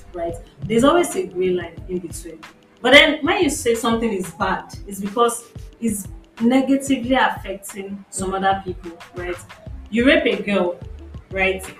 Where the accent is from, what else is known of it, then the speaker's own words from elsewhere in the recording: Nigeria; as a Nigerian